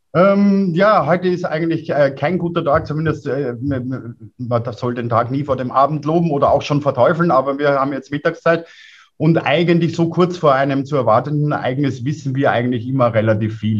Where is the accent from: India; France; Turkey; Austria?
Austria; Lower Austria; now in Innsbruck, Austria; selbst als Niederösterreicher